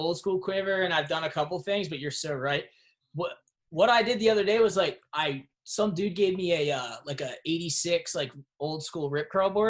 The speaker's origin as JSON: {"language": "English", "town": "Birchrunville", "region": "Pennsylvania", "country": "United States", "tie": "born or raised there", "also_born_or_lived": "Reading, Pennsylvania"}